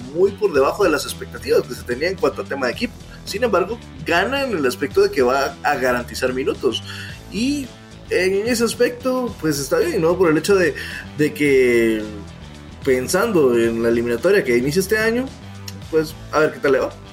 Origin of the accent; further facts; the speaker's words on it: Guatemala; todos como guatemaltecos